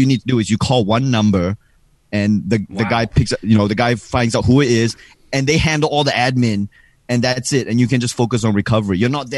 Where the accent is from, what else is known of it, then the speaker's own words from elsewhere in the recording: Singapore; also born or lived in Australia; now in New York, United States; I grew up in Singapore. Singapore is a super conservative country. I grew up like very conservative society.